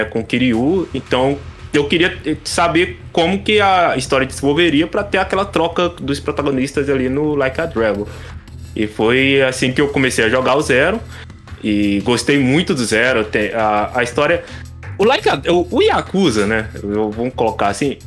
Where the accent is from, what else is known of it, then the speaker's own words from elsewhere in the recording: Brazil; nós que somos brasileiros